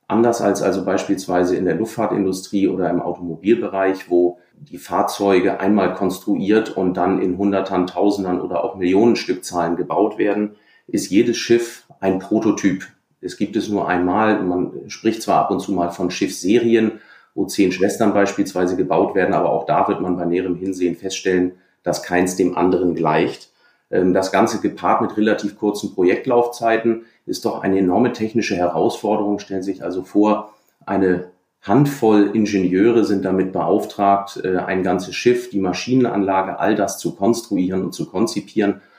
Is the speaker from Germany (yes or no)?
yes; Hamburg, Germany; Ich bin an der Elbe aufgewachsen u